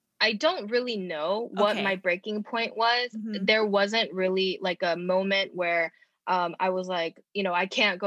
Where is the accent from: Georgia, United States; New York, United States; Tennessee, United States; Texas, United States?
Georgia, United States; also born or lived in Los Angeles, California / Rowland Heights, California; I was born in LA and uh-huh. then but we moved here when I was really young, like 3 years old. So I pretty much grew up in Georgia